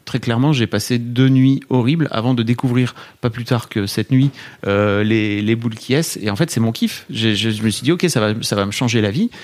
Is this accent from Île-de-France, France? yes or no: no; Neuville-en-Ferrain, Hauts-de-France, France; je viens de Neuville-en-Ferrin dans le Nord